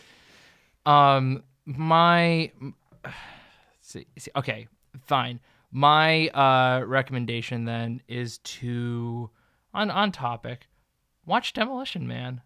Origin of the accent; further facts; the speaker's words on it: New Jersey, United States; I'm from New Jersey